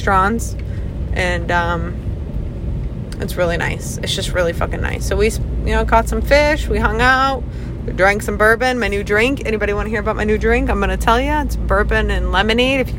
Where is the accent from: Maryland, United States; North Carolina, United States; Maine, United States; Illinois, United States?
Maine, United States; my home state, actually, which is Maine.